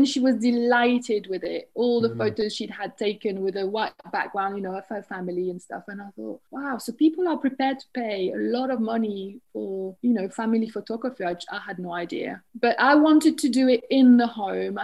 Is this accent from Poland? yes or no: no; France; English is a second language; moved away as an adult; also born or lived in Berlin / London; now in St Albans, United Kingdom; I live in St. Albans in Hertfordshire, and I grew up in France. I'm originally from France, and I still see myself as French